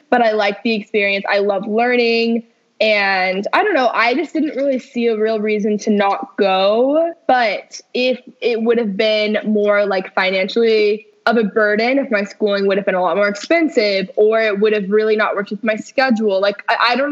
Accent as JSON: {"language": "English", "region": "Texas", "country": "United States", "tie": "born or raised there", "also_born_or_lived": "Los Angeles", "said": "I live in both LA and Texas. I grew up in Texas. I went to high school here"}